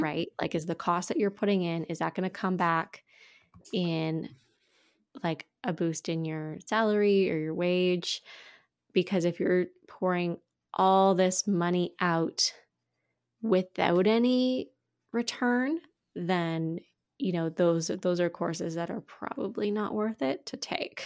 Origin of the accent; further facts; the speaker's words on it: Quebec, Canada; now in Ontario, Canada; I grew up in Quebec and I was very fluent as a child